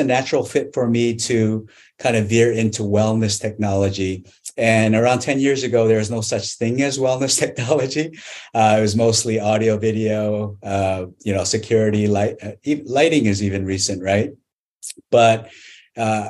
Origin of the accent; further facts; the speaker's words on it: Canada; I grew up in Canada